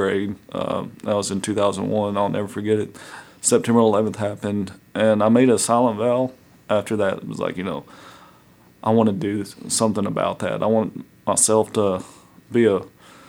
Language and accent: English; Gate City, Virginia, United States; So I'm from Southwest Virginia, an area called Gate City. I grew up there ever since second grade, so second through 12th grade, been in the Gate City area